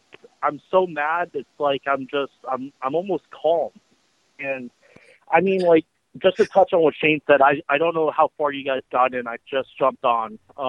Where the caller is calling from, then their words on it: Florida, United States; It's … from Florida.